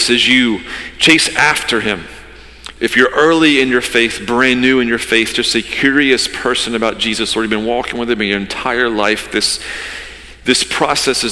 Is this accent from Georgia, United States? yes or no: yes; Georgia, United States; now in Wilmington, United States; I grew up in Georgia, the Bible Belt